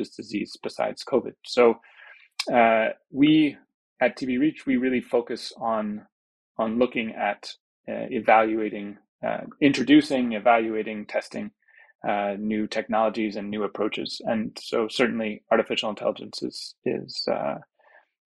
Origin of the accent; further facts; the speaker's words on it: New York City, New York, United States; moved away as an adult; also born or lived in Peru / Atlanta / Guatemala; now in Geneva, Switzerland; I'm from New York City originally, but I've been living in Geneva for for over a decade now